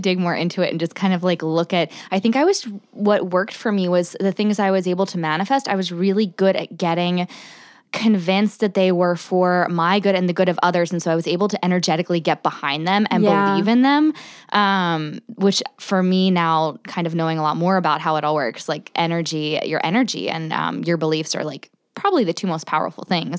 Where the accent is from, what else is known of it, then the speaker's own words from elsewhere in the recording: New Jersey, United States; So I grew up in South Jersey, right outside Philly.